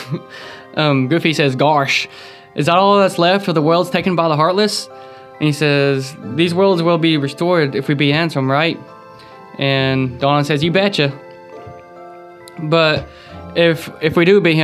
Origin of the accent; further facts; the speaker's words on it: the South, United States; I'm from the South